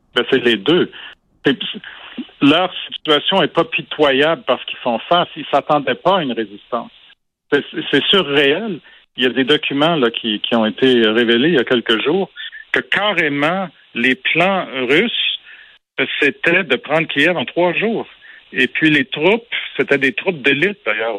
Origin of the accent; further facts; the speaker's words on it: Quebec, Canada; j'ai grandi au Québec euh, dans les années 70, quand j'étais ado